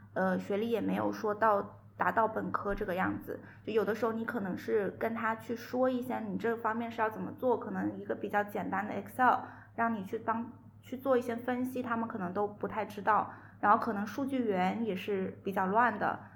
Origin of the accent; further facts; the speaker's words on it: Guangzhou, Guangdong, China; moved away as an adult; now in Zhejiang, China; 我其实广州人嘛，然后一直是在广州找到了一份挺满意的一个工作